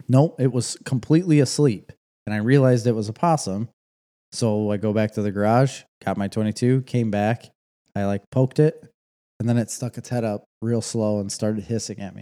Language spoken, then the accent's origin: English; United States; I'm American.